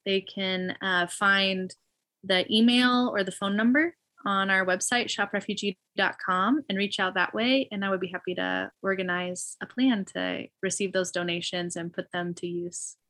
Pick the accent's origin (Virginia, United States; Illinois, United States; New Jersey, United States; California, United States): Illinois, United States; also born or lived in Knoxville, Tennessee; now in Phoenix, United States; I grew up in Illinois